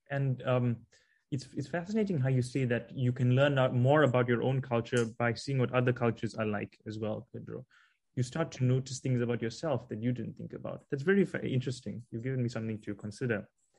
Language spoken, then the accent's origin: English; South Africa